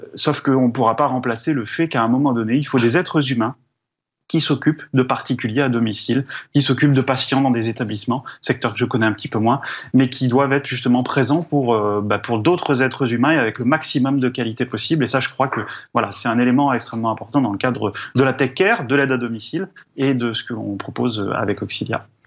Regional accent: Drôme, Auvergne-Rhône-Alpes, France; moi je viens de la Drôme

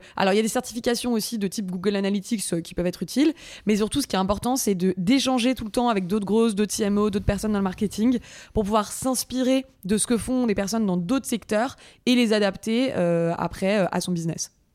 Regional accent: Paris, Île-de-France, France; also born or lived in Montreal, Canada; je suis parisienne

